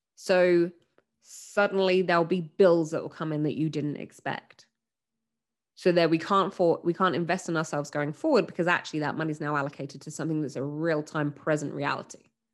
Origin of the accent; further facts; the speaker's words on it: England, United Kingdom; I'm from England and w, we're British